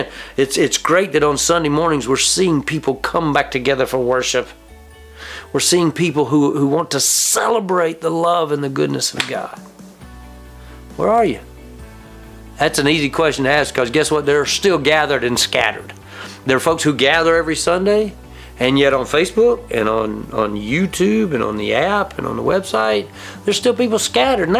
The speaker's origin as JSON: {"language": "English", "region": "South Carolina", "country": "United States", "tie": "born or raised there", "also_born_or_lived": "New Orleans / Georgia / Maryland", "moved": "yes", "said": "I grew up in South Carolina."}